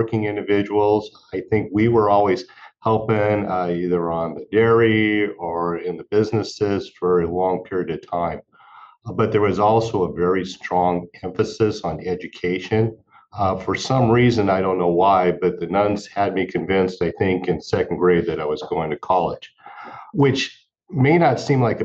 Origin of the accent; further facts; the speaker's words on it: Central Valley, California, United States; I grew up in the Central Valley